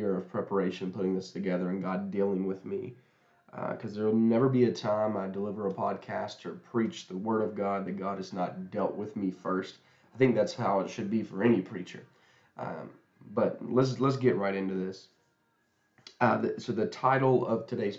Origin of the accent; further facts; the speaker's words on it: Huntington, West Virginia, United States; where I'm from Huntington, West Virginia.